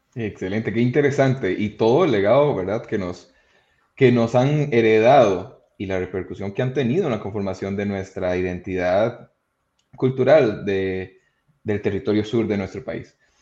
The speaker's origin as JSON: {"language": "Spanish", "area": "Pérez Zeledón", "region": "San José", "country": "Costa Rica", "said": "Yo que soy del sur, de Pérez León"}